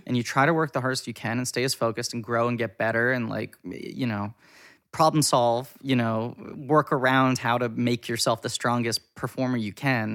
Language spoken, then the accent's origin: English; New York City, New York, United States; I grew up in New York City.